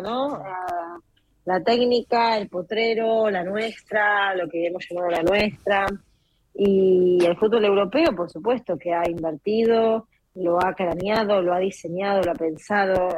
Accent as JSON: {"language": "Spanish", "country": "Argentina", "said": "nosotros eh, somos Argentina"}